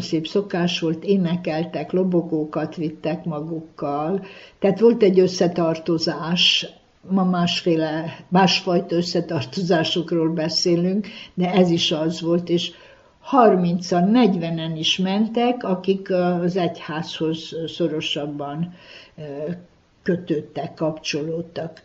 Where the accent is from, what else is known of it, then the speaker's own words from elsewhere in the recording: Délvidék, Vojvodina, Serbia; itt a szülőföldem, szülőfalumba